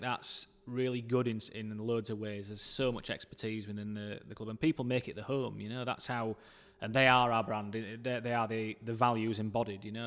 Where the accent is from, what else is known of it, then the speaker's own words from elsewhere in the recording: Dewsbury, Yorkshire and the Humber, United Kingdom; I grew up in Dewsbury